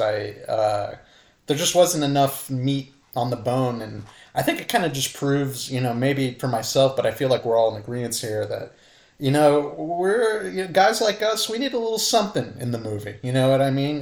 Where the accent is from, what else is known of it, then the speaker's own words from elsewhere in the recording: Santa Cruz, California, United States; Santa Cruz, California, my hometown